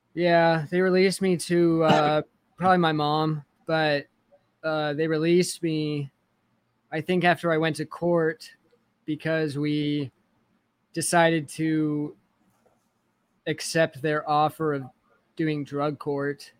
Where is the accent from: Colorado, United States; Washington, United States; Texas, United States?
Washington, United States; Kennewick; also born or lived in Connell, Washington; I grew up in Washington State